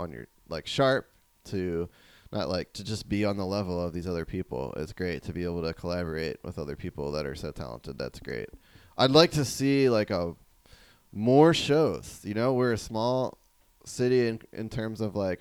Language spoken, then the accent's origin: English; New Jersey, United States; moved away as an adult; also born or lived in Monterey, California / Davis, California; now in California, United States; I grew up in New Jersey